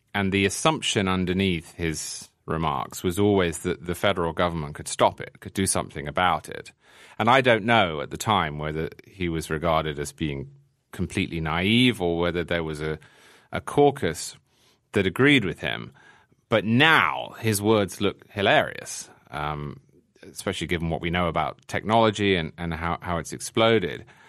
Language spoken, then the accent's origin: English; England, United Kingdom; born or raised there; moved away as an adult; now in New York, United States